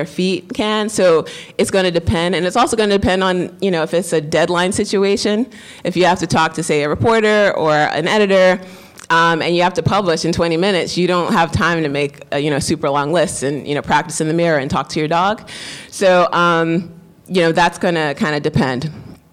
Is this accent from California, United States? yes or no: no; New York, United States; I'm Black, I'm also a woman, I'm also from the Bronx